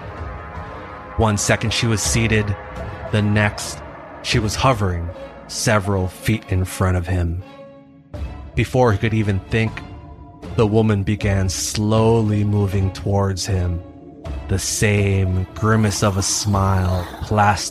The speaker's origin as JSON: {"language": "English", "region": "Hawaii", "country": "United States", "tie": "born or raised there", "moved": "as an adult", "said": "Growing up in Hawaii"}